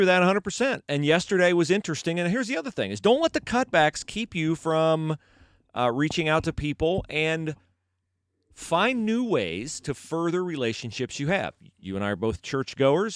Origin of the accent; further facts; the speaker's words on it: West Liberty, Ohio, United States; moved away; my hometown of West Liberty, Ohio